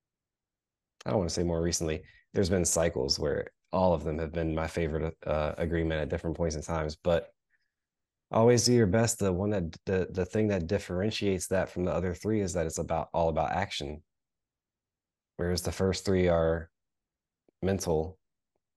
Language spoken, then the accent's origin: English; United States; as an American kid